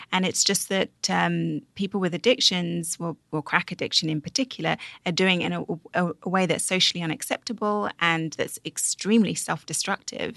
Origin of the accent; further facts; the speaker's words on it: United Kingdom; I'm British